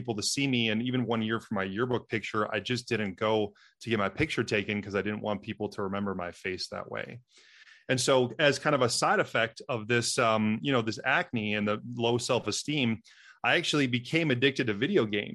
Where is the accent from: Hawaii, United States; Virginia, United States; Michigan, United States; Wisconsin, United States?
Wisconsin, United States; I'm from Wisconsin, the dairyland state